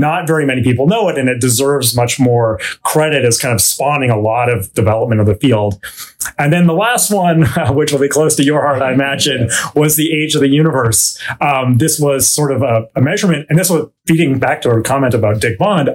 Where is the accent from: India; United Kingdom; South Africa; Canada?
Canada; Vancouver, British Columbia; moved away; I grew up in uh, Vancouver, British Columbia, Canada.